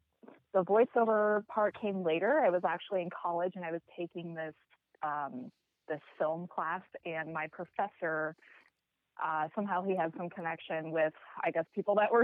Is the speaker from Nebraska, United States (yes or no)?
yes; Omaha, Nebraska, United States; I'm from Omaha, Nebraska.